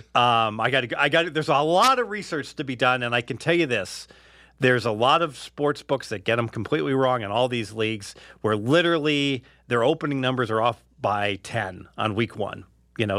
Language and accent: English; Cincinnati, Ohio, United States; now in Henderson, United States; growing up in Cincinnati